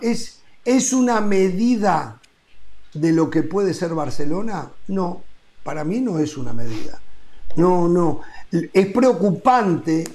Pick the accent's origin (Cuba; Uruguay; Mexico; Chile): Uruguay; moved away; como uruguayo